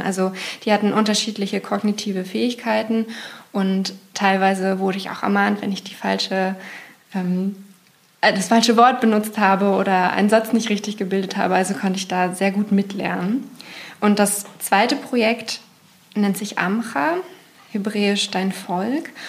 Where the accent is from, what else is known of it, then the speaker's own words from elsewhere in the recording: Berlin, Germany; ich komme aus Berlin